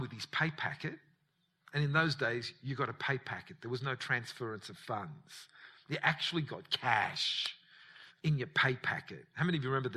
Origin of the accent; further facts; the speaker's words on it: Australia; growing up in Australia